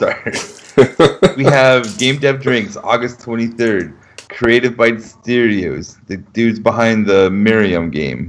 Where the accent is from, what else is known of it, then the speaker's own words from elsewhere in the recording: Hamilton, Ontario, Canada; now in London; Well, I am from Hamilton, though. That's my point of origin.